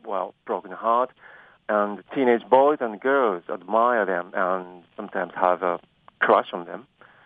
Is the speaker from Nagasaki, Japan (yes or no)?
yes; Nagasaki, Japan; I'm from Nagasaki, Japan.